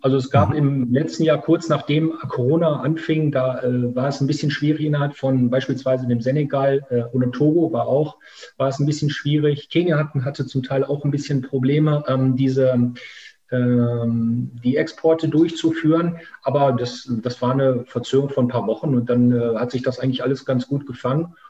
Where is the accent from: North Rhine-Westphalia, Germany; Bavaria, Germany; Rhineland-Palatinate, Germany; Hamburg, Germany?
North Rhine-Westphalia, Germany; Münsterland; also born or lived in Essen / Africa; now in Ruhr area, Germany; komme ich aus Essen ursprünglich, ähm, bin dann aber ähm, äh, in einer anderen Stadt, äh, in Münsterland, aufgewachsen